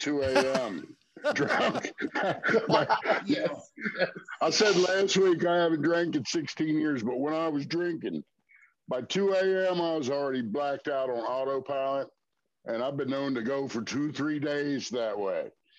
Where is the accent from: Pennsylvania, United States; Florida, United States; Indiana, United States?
Pennsylvania, United States; Harrisburg; I'm from Harrisburg.